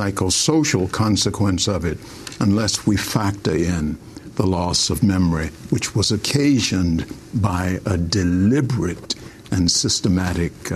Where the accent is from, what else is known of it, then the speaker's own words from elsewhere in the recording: Richmond, Virginia, United States; moved away as an adult; also born or lived in St. Kitts; now in St. Kitts and Nevis; When I was a child growing up in Richmond, Virginia, we were called Negroes